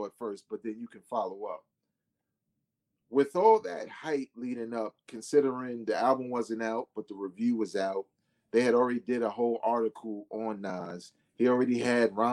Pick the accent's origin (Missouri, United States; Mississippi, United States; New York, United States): New York, United States; New York City; also born or lived in Queensbridge; I was from Brooklyn